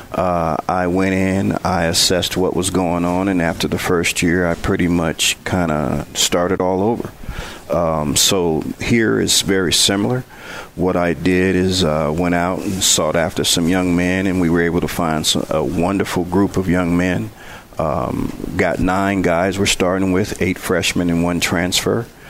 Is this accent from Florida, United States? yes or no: no; Benton Harbor, Michigan, United States; also born or lived in Prairie View, Texas; now in Mount Pleasant, United States; I was growing up in Benton Harbor playing golf for Benton Harbor High School